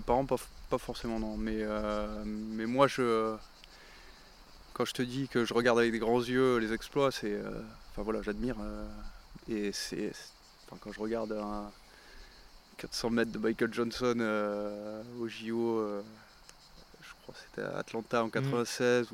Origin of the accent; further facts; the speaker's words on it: Lunel, Occitania, France; also born or lived in Perpignan / Montpellier; la, majeure partie de, de, de, mon enfance, je l'ai faite à, Lunel